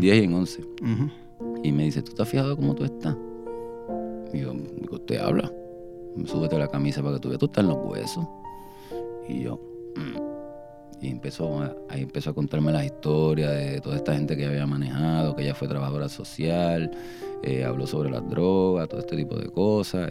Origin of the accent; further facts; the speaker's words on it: Guaynabo, Puerto Rico; Yo soy nacido y criado natural en Guaynabo